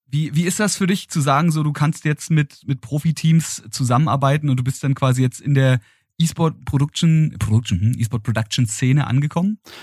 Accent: Berlin, Germany; als gebürtiger Berliner, Ähm, der diese Stadt auch nie wirklich verlassen hat

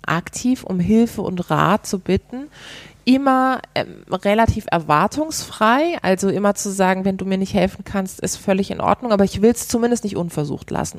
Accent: Karlsruhe, Baden-Württemberg, Germany; moved away; ich komme ursprünglich aus Karlsruhe

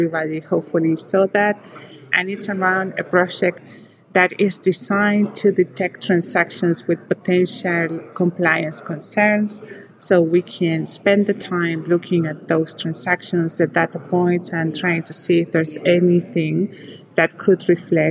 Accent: Argentina; accent: Argentine; moved away; First in Argentina, and that's where my accent is from

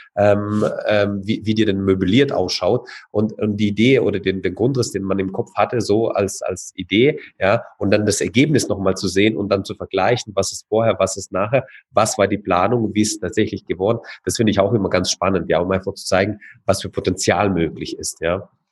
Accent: Karlsruhe, Baden-Württemberg, Germany; bei uns in Karlsruhe

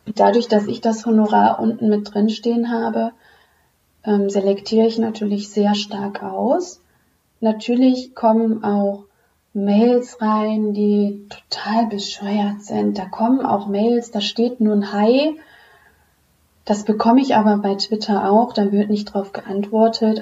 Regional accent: Düsseldorf, North Rhine-Westphalia, Germany; komme aus Düsseldorf

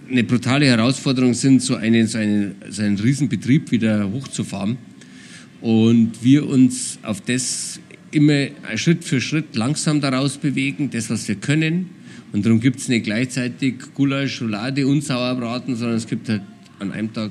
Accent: Nesselwang, Bavaria, Germany; Ich komme eigentlich aus dem Allgäu, ich komme, also meine Familie kommt aus dem Allgäu, aus Nesselwang im Allgäu und wir haben Allgäuer Braunvieh.

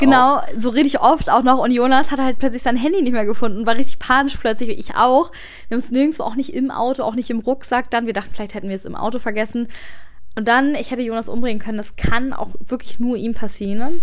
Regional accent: Hamburg, Germany; als Hamburgerin

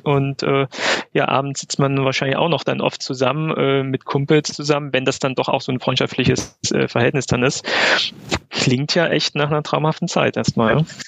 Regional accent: Plauen, Saxony, Germany; ich komme aus, aus Plauen, VfC Plauen

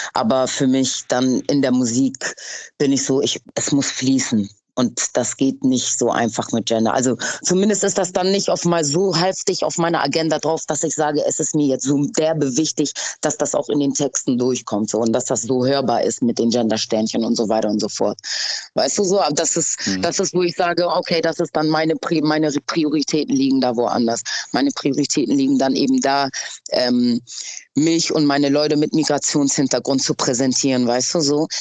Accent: Hamburg, Germany; Ich bin in Hamm aufgewachsen, aber ich lebe jetzt in Schanzennähe

